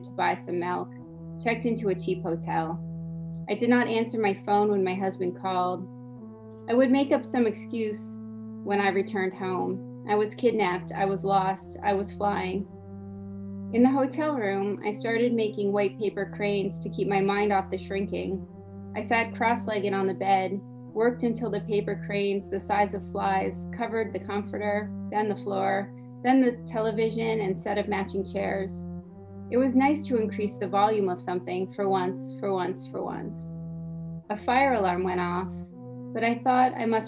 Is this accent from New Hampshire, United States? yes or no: yes; New Hampshire, United States; also born or lived in Montreal, Canada; now in Maryland, United States; I'm from New Hampshire originally. Lived in Montreal for a while.